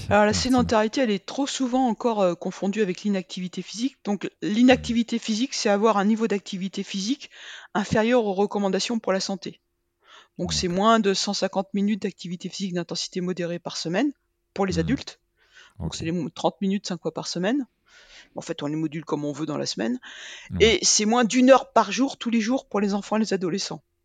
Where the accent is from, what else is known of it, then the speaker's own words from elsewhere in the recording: Rennes, Brittany, France; now in Clermont-Ferrand, France; je suis bretonne